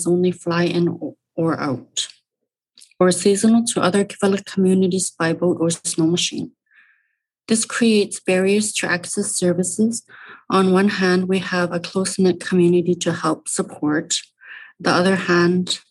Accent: Rankin Inlet, Nunavut, Canada; I'm from Rankin Inlet, Nunavut, born and raised

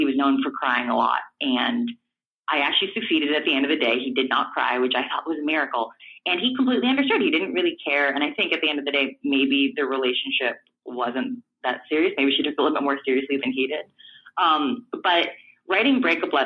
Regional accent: Los Angeles, California, United States; I grew up in Echo Park, which is part of Los Angeles

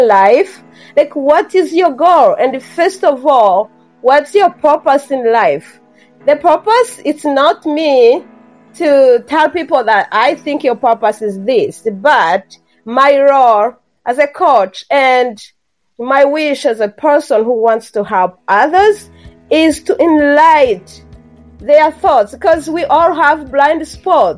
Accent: Rwanda; first language Kinyarwanda; English is a second language; moved away as an adult; now in Canada; I had my mother tongue, which is far from English. It's an African language, Kinyarwanda. And then I learned French in my elementary school and most of my high school. And then I was introduced to English mostly in my later years of high school and then at my undergrad education in Rwanda

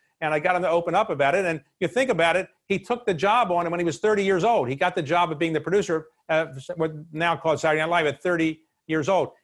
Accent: Baltimore, Maryland, United States; we grew up in Baltimore

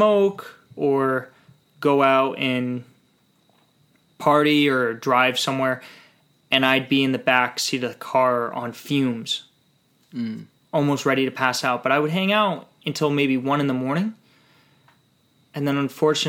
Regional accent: New York City, New York, United States; I was born in New York City to my mom, who was a flight attendant

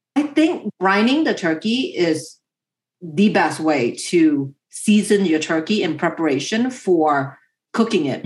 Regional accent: United States; my family moved to America 30 plus years ago

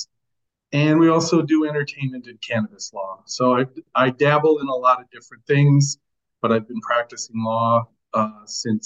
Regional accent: Chicago, Illinois, United States; moved away as an adult; I'm originally from Chicago

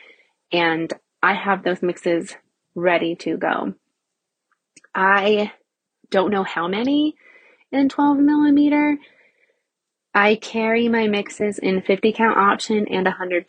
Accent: Nebraska, United States; I had a commercial location in Nebraska, in my hometown

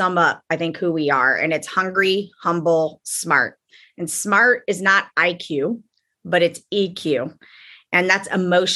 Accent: Champaign, Illinois, United States; moved away as an adult; now in Wilmington, United States; I'm from Champaign, Illinois

